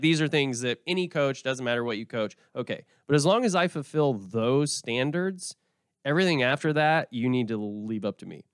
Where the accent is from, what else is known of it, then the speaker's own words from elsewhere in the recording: Oklahoma, United States; moved away; also born or lived in Vermont; I'm from Oklahoma